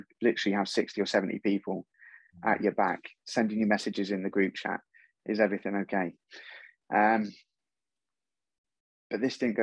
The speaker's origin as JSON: {"language": "English", "town": "Torquay", "region": "South West England", "country": "United Kingdom", "moved": "as an adult", "lives_now": "Wiltshire, United Kingdom", "said": "I moved away from Torquay for a fresh start. I moved up to Wiltshire."}